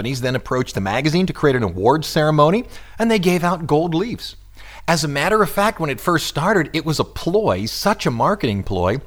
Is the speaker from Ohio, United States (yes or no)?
yes; Cleveland, Ohio, United States; I lived up in Cleveland as I was growing up